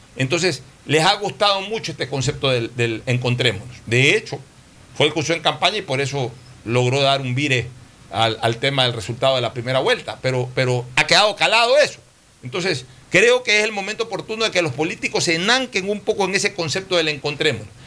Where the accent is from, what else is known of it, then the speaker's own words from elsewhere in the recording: Ecuador; realmente nos reconforta mucho como ecuatorianos